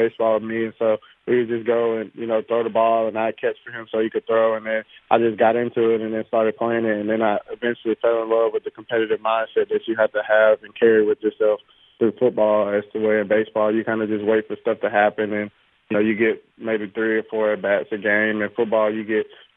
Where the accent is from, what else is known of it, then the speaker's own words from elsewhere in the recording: Mobile, Alabama, United States; me staying at South and being able to hopefully be the third person ever drafted from the school is something big for me. And, you know, of course, it's my hometown as well